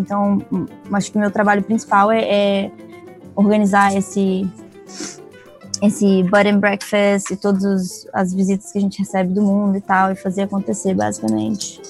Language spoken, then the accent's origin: Portuguese; Vitória, Espírito Santo, Brazil; moved away as an adult; also born or lived in Tofino, Canada; sou da Ilha de Vitória, aqui no Espírito Santo, no Brasil